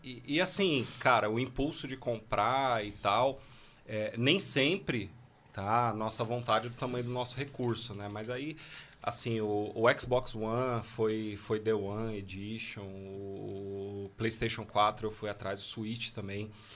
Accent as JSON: {"language": "Portuguese", "region": "São Paulo", "country": "Brazil", "said": "Eu sou de São Paulo"}